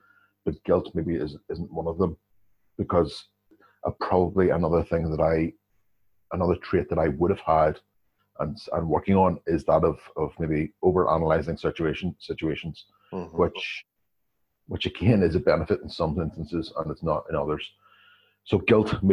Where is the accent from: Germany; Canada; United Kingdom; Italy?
United Kingdom; Northern Ireland; coming from the northern part of the country, coming from Northern Ireland itself